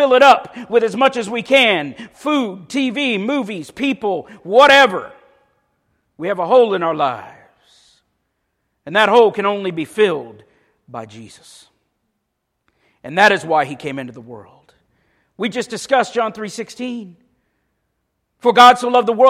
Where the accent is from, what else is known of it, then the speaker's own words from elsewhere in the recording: Paisley, Florida, United States; I grew up in Paisley